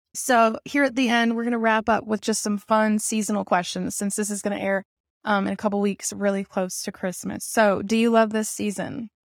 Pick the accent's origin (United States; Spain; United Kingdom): United States; Arkansas; I'm even from Arkansas